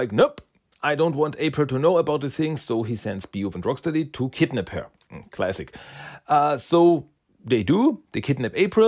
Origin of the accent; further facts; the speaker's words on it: Austria; English is a second language; And I live in Austria. I am from Austria.